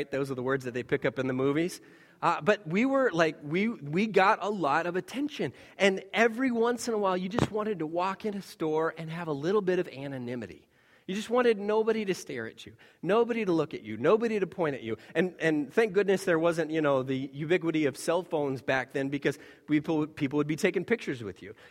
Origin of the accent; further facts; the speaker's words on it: Taiwan; When we were growing up in Taiwan, we were in this town, relatively small town by, by their standards, where it was essentially devoid of any foreigners.